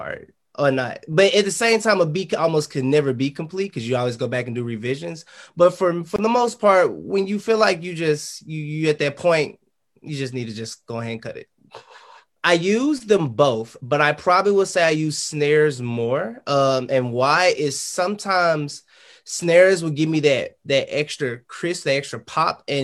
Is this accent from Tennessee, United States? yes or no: yes; Memphis, Tennessee, United States; I'm from Memphis, Tennessee